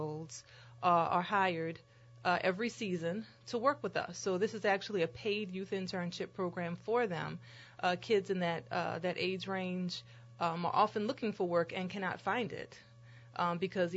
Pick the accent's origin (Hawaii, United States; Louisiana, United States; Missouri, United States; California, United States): Louisiana, United States; New Orleans; I grew up between the Lower Nine and New Orleans East.